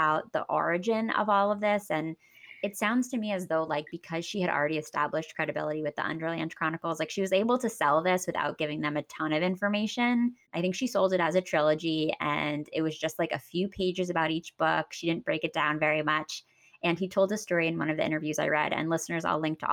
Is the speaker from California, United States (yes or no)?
no; Pennsylvania, United States; I grew up in Pennsylvania